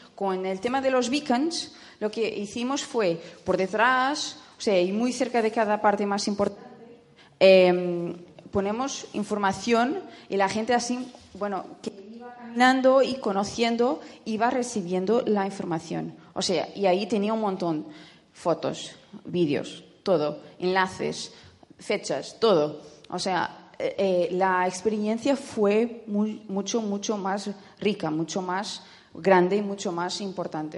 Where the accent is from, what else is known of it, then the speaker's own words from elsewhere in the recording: Portugal; soy portuguesa